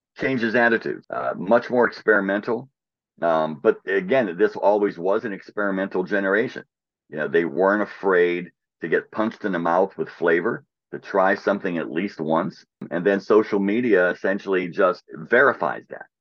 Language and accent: English; Pittsburgh, Pennsylvania, United States; when I was a kid, li, growing, growing up in Pittsburgh